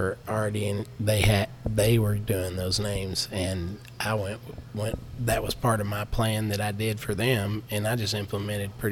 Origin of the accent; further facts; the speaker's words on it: Texas, United States; I'm from Texas